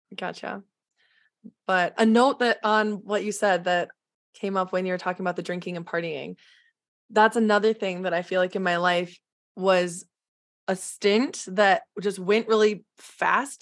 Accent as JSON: {"language": "English", "region": "Midwest", "country": "United States", "tie": "born or raised there", "said": "growing up in the Midwest"}